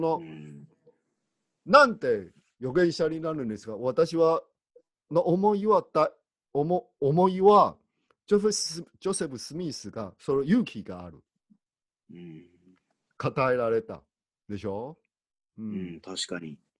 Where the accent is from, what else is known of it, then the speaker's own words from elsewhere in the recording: Taiwan; 私、台湾人としては